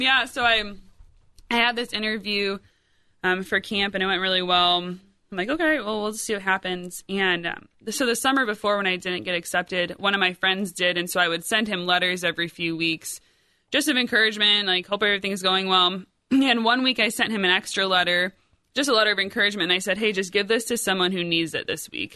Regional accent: Rockford, Illinois, United States; moved away as an adult; also born or lived in Iowa; now in Centerburg, Ohio, United States; I was born and raised in Rockford, Illinois

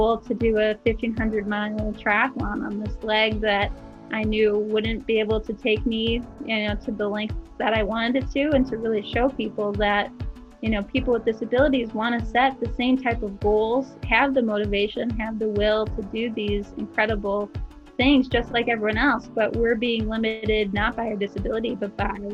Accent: Minnesota, United States; also born or lived in Twin Cities, Minnesota / Rochester, Minnesota; I grew up in Minnesota. I was kind of born and raised in the Twin Cities up until fourth grade, and then ended up moving down to Rochester, Minnesota in fifth grade

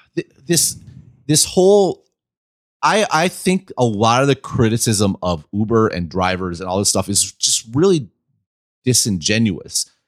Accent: Midwest, United States; I'm from the Midwest

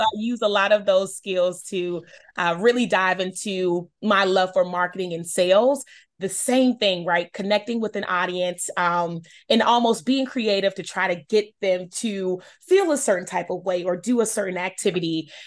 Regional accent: Charlotte, North Carolina, United States; I'm born and raised in Charlotte, North Carolina. Um, that is my hometown.

